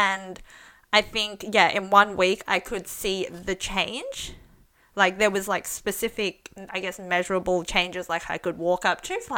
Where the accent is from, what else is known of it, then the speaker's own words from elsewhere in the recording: Australia; I was born in Australia, so I grew up with Chinese medicine